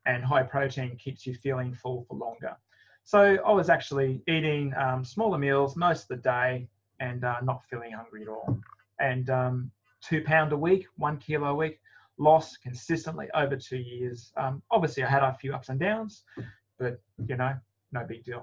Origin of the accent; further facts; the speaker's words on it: Australia; because I'm Australian